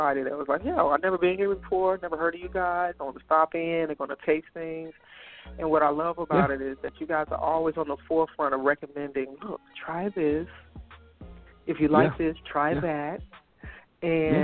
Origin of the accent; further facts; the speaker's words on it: Chicago, Illinois, United States; I'm from Chicago.